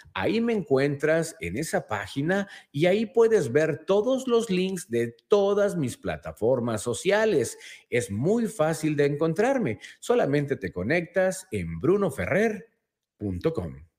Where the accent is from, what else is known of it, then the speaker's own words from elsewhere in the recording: Mexico; nosotros mismos como mexicanos